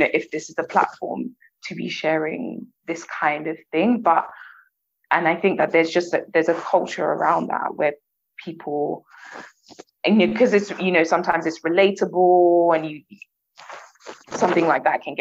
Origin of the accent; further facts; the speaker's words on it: London, United Kingdom; I come from Southwest London